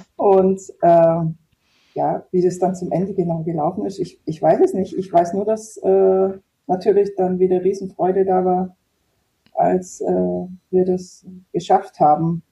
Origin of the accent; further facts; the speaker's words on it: Germany; ich war eben aus der Nähe Ulm